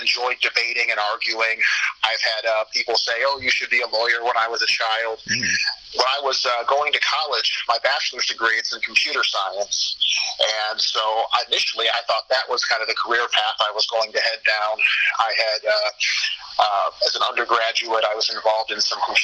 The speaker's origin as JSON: {"language": "English", "town": "Chicago", "region": "Illinois", "country": "United States", "tie": "born or raised there", "also_born_or_lived": "Quad Cities", "moved": "as an adult", "said": "I grew up in the Chicago area"}